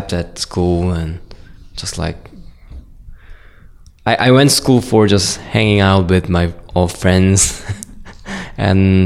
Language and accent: English; South Korea; moved away as an adult; now in United States; I'm from South Korea, and I'm 26 years old.